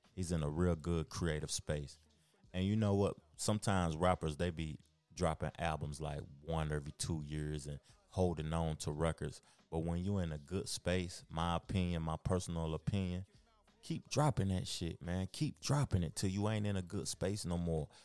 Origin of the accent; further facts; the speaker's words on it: the South, United States; I'm from the South and I love the South